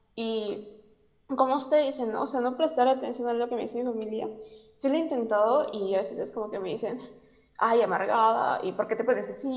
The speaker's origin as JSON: {"language": "Spanish", "country": "Peru", "said": "yo soy de Perú"}